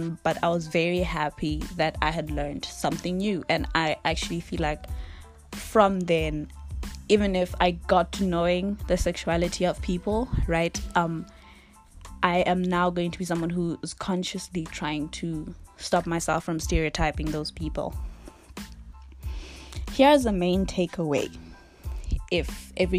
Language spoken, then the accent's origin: English; Eswatini; I'm from Swaziland